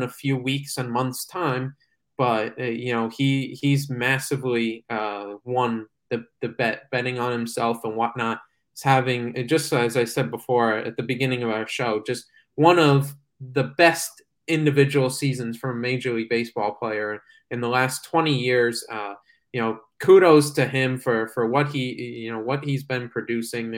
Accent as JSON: {"language": "English", "town": "New York City", "region": "New York", "country": "United States", "said": "I'm a New Yorker"}